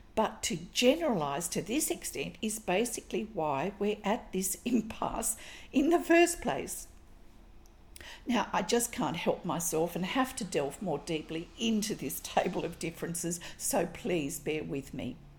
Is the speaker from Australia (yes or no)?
yes; Australia; I'm an Australian textile artist